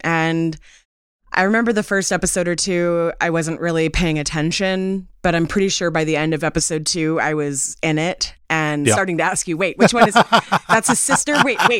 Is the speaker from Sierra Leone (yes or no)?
no; Canada; Which I am Canadian